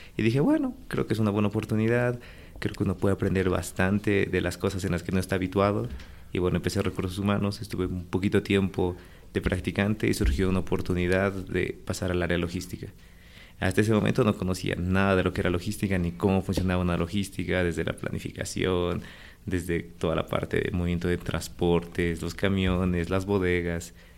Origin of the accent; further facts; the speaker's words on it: La Paz, Bolivia; also born or lived in Santa Cruz; Yo nací en La Paz, un 1 de octubre de 1989.